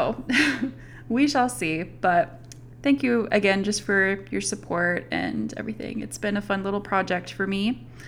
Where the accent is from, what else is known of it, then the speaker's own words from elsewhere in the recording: Arkansas, United States; moved away; also born or lived in Utah; I'm from Arkansas, and it was kind of fun to learn more about the history of my home state.